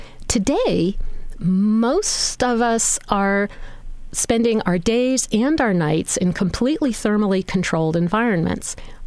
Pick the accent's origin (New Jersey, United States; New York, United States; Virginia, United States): New Jersey, United States; growing up in New Jersey